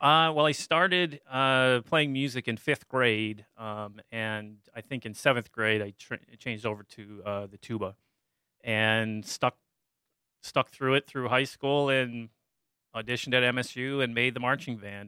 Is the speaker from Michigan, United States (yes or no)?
yes; Dexter, Michigan, United States; I grew up in Dexter, Michigan, which is a, was a farming community just outside Ann Arbor